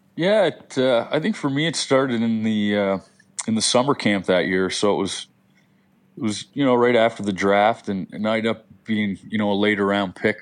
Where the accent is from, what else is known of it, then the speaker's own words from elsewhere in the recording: Halifax, Nova Scotia, Canada; I grew up in the West End of Halifax